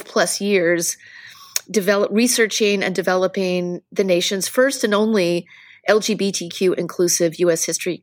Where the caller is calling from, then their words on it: Lowell, Massachusetts, United States; I am beaming in from Lowell, which is just outside of Boston Metro West.